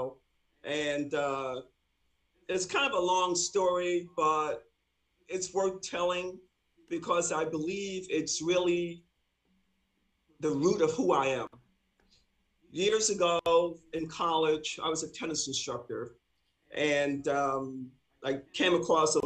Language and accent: English; New York City, New York, United States; moved away as an adult; now in Indianapolis, United States; I'm originally from New York City, was recruited from Madison Square Garden to come here